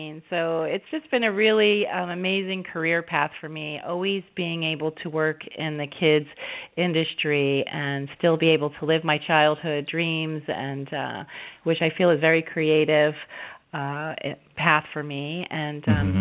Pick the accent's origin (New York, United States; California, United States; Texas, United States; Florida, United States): New York, United States; I was born in New York